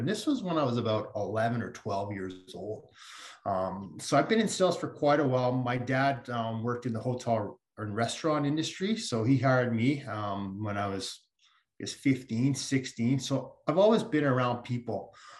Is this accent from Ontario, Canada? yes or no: yes; Toronto, Ontario, Canada; now in British Columbia, Canada; I'm from the Toronto area on the other side of Canada.